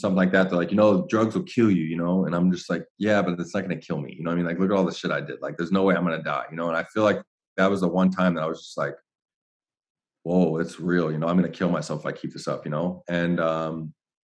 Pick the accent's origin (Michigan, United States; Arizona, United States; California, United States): Arizona, United States; Phoenix; I'm from Ahwatukee